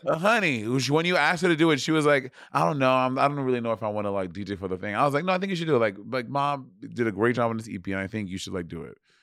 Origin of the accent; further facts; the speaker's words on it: New York, United States; I'm African. I'm from New York.